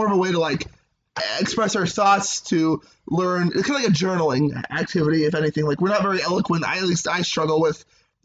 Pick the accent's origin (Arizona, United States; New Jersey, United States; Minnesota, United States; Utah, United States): Utah, United States; Ogden; now in Provo, United States; I am from Ogden, Utah.